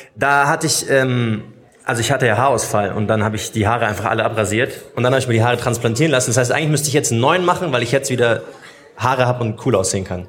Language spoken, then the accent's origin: German; Munich, Bavaria, Germany; Ich bin zwar in München geboren, mein Papa ist aber Palästinenser